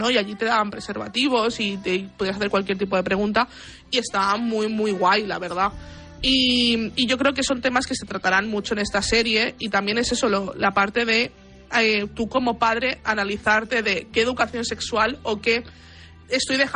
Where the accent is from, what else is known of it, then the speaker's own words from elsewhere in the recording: Buenos Aires, Argentina; en Cabá, que es donde, de donde yo soy, está hay un edificio que se llama La Casa Gran